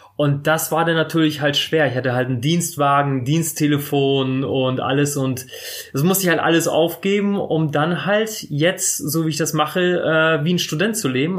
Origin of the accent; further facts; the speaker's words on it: Bremerhaven, Bremen, Germany; moved away as an adult; also ich bin mit zwei Jahren nach Deutschland gekommen und dann direkt nach Bremerhaven. In Bremerhaven aufgewachsen